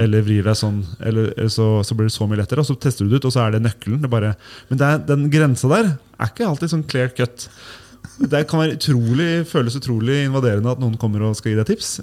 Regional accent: Tønsberg, Vestfold, Norway; Jeg kommer fra Eik i Tønsberg.

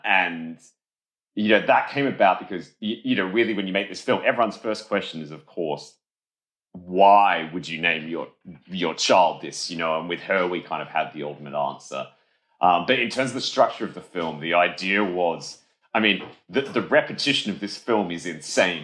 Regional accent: Adelaide, South Australia, Australia; where I grew up in Adelaide, Australia

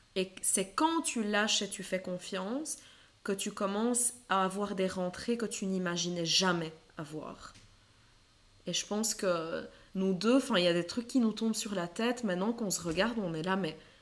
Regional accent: Lebanon; moved away; j'ai grandi au Liban

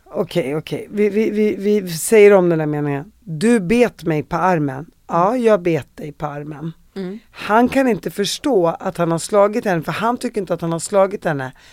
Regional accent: Sweden; vi som svenskar

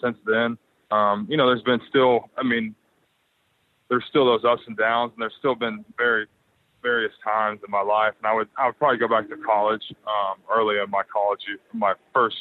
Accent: Little Rock, Arkansas, United States; moved away as an adult; also born or lived in Atlanta, Georgia; now in Orange County, United States; I was from Arkansas, I mean, I lived in Little Rock

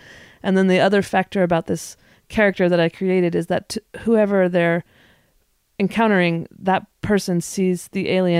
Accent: the West, United States; I am born and bred in the West.

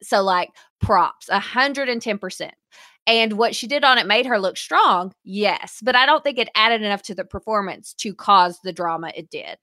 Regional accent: the South, United States; we are from the South

